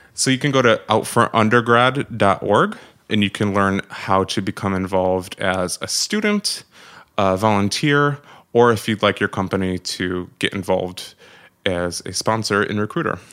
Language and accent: English; Syracuse, New York, United States; moved away as an adult; now in New York City, United States; So I was born and raised in Syracuse, New York.